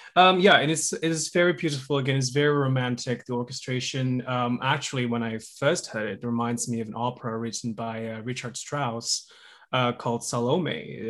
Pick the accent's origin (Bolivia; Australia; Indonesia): Indonesia; Java; moved away as an adult; now in United States; I grew up in Indonesia. And so I learned, uh, Indonesian, um, traditional music. I was, grew up in Java